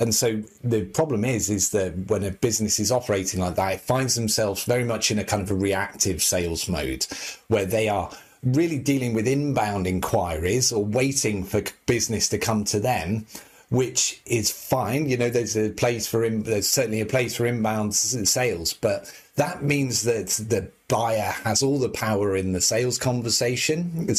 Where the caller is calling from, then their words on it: Leeds, Yorkshire and the Humber, United Kingdom; I'm calling in from Leeds in the north of the UK this morning.